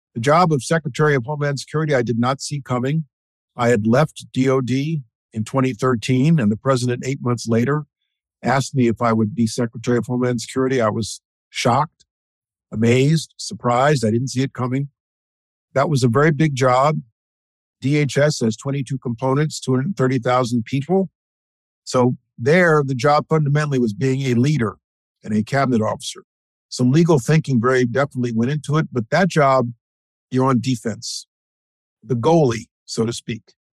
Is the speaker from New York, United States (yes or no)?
yes; New York, United States; I was born in New York. I'm a native New Yorker. I consider this my home.